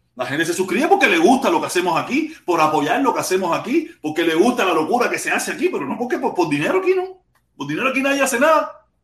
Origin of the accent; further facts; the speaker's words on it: Cuba; mi pueblo cubano